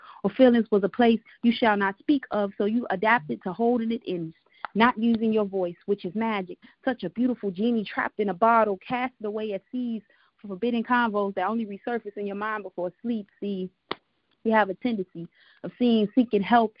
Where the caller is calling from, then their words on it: Chicago, Illinois, United States; from Chicago.